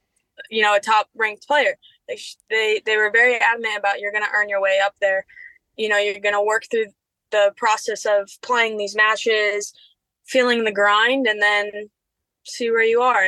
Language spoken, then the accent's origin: English; Cincinnati, Ohio, United States; You know, Cincinnati is my hometown, and I love that.